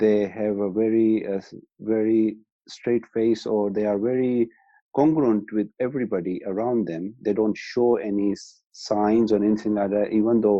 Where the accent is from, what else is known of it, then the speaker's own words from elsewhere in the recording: Pakistan; moved away as an adult; now in Birmingham, United Kingdom; I'm originally from Pakistan. And I moved to UK in 1996